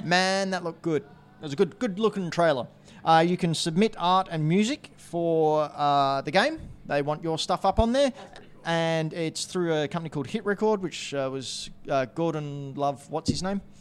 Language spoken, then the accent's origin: English; New Zealand; We're from New Zealand